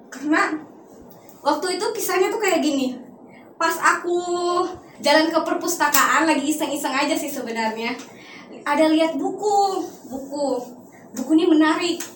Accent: North Kalimantan, Indonesia; Saya berasal dari Kalimantan Utara, tepatnya perbatasan Indonesia Malaysia.

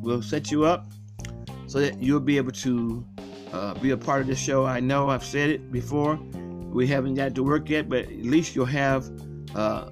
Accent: Akron, Ohio, United States; I grew up on the west side of Akron

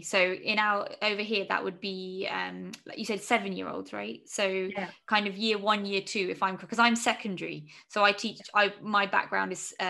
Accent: United Kingdom; especially as a British Pakistani teacher, whereby I live with extreme privilege in this country

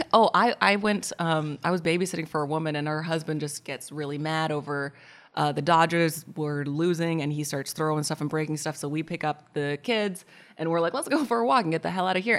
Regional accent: Portland, Oregon, United States; I'm from Portland, Oregon

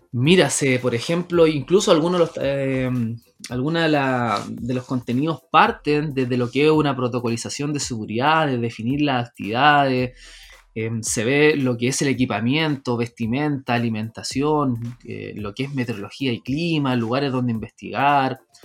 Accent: Renca, Santiago Metropolitan Region, Chile; yo soy nacido y criado en Renca

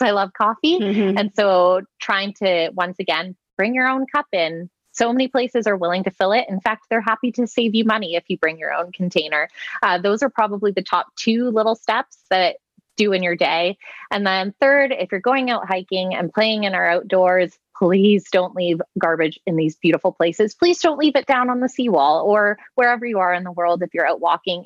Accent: the East, Eastern Canada, Canada; I grew up in the East. So, weather is constantly hammering you in the wintertime and watching the weather network was a big part of our lives

